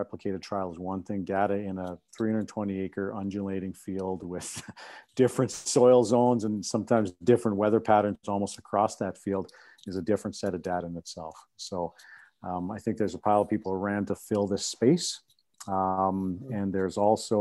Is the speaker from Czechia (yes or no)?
no; Saskatchewan, Canada; I grew up in Saskatchewan on a farm myself